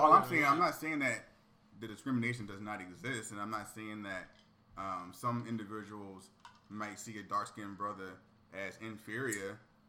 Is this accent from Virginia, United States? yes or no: yes; Virginia, United States; moved away; I'm from Virginia, so.